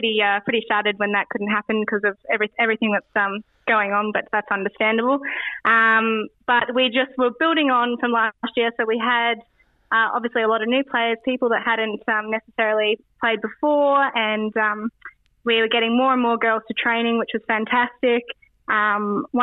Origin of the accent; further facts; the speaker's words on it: Australia; moved away as an adult; now in Edinburgh, United Kingdom; back home in Australia